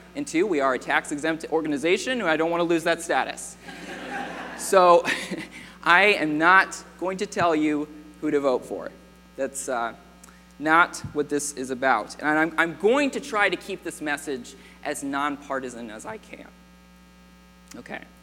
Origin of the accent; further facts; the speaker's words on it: United States; I was born in America.